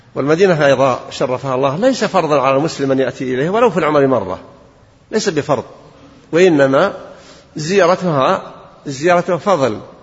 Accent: Najd, Saudi Arabia; عندنا في نجد

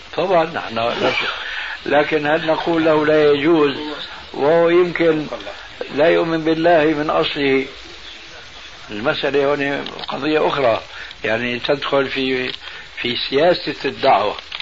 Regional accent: Syria; عندنا في سوريا

